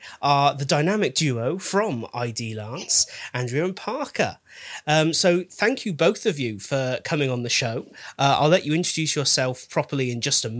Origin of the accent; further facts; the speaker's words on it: United Kingdom; we're British